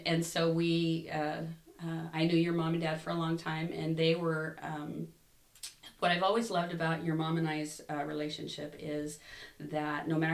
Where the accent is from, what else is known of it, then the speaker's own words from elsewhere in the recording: Buckeye, Arizona, United States; So I grew up here in Buckeye